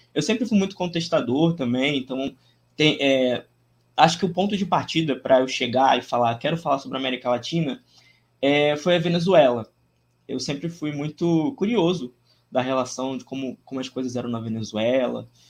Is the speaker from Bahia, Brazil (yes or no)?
no; Rio de Janeiro, Brazil; eu sou do Rio de Janeiro, tenho 26 anos, né? Nascido em dezembro de 96, nasci dia 2 de dezembro de 96, dia do samba. É, então sou bem carioca